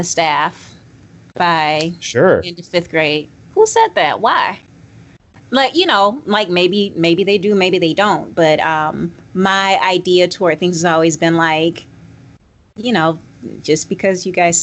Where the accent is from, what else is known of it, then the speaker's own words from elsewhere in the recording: Georgia, United States; I'm from Georgia.